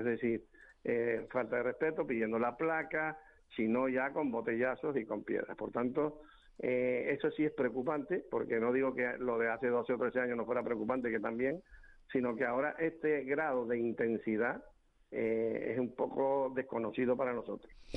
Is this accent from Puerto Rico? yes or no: no; Santa Cruz de Tenerife, Canary Islands, Spain; como soy chicharrero